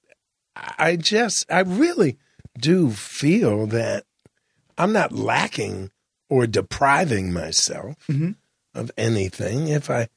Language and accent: English; Jamaica; I'm Jamaican